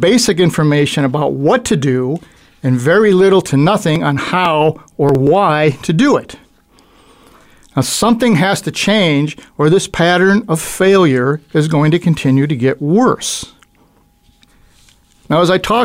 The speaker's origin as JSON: {"language": "English", "region": "New York", "country": "United States", "tie": "born or raised there", "said": "I'm an Italian. I grew up in New York"}